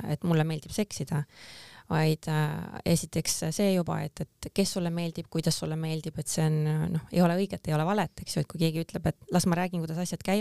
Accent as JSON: {"language": "Estonian", "town": "Pärnu", "region": "Pärnu County", "country": "Estonia", "tie": "born or raised there", "moved": "yes", "said": "ma olen pärit Pärnust"}